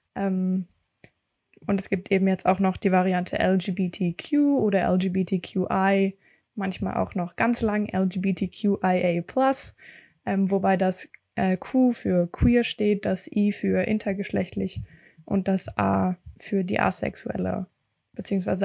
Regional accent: Berlin, Germany; ich komme aus Berlin

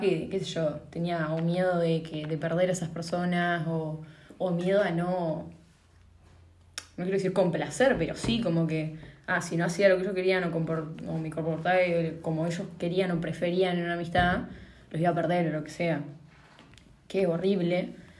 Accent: Paraná, Entre Ríos, Argentina; soy de Paraná.

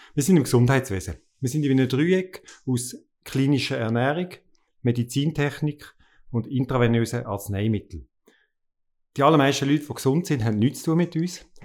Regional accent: Basel, Basel-Stadt, Switzerland; now in Lucerne, Switzerland; als Basler musst du Klischee erfüllen. Und ich bin in der Nähe von der Chemie aufgewachsen

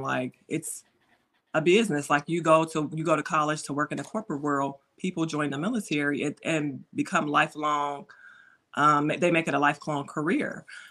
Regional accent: Chicago Heights, Illinois, United States; we grew up in Chicago Heights in the hood

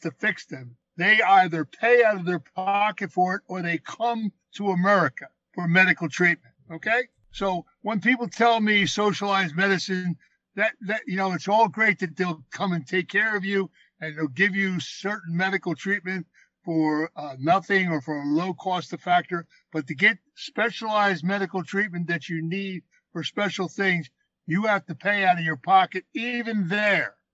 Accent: Philadelphia, Pennsylvania, United States; I was raised in Philadelphia

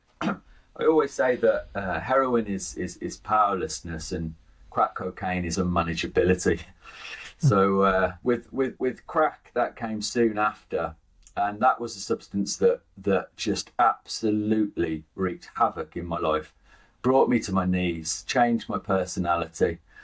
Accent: Birmingham, West Midlands, United Kingdom; I'm from Birmingham, uh, grew up in Birmingham through the 80s and 90s

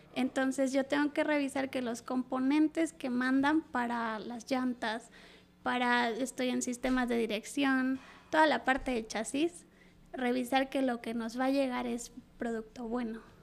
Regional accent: Mexico; moved away as an adult; now in Saudi Arabia; yo siendo mujer y mexicana

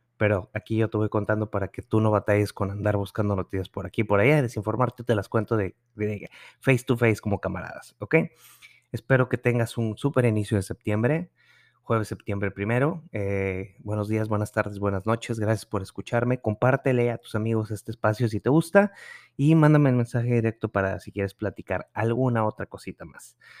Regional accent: Nuevo León, Mexico; moved away; mi, en mi tierra

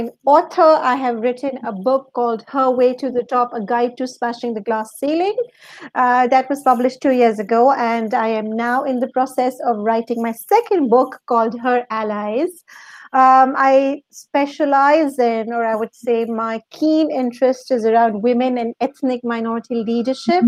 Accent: Pakistan; moved away as an adult; also born or lived in Dubai; now in London, United Kingdom; I'm originally from Pakistan

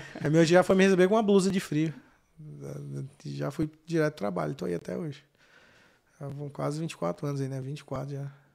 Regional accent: Goiânia, Goiás, Brazil; moved away; Goiânia, né? Sou de Goiânia.

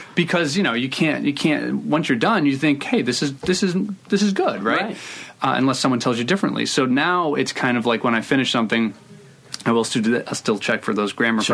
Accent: Providence, Rhode Island, United States; born or raised there

